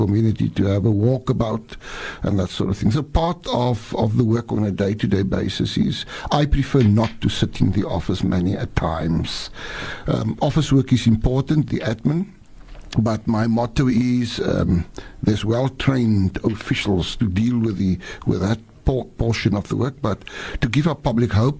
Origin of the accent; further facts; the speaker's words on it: Ashton, Western Cape, South Africa; accent: Afrikaans English; first language Afrikaans; English is a second language; also born or lived in Swellendam / Ravensmead, Cape Town; now in Cape Town, South Africa; Born in a small town called Swellendam.